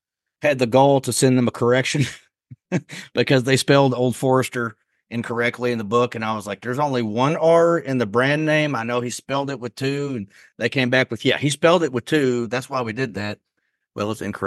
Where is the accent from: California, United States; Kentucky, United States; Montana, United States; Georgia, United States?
Kentucky, United States; Western; also born or lived in Elizabethtown, Kentucky; now in Lexington, United States; I'm from Western Kentucky